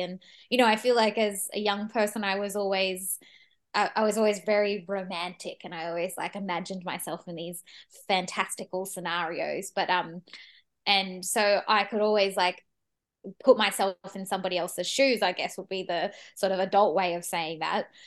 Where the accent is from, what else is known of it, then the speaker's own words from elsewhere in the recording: Sydney, New South Wales, Australia; moved away as an adult; now in Melbourne, Australia; I grew up in Sydney and I, I moved to Melbourne when I, about, probably about eight years ago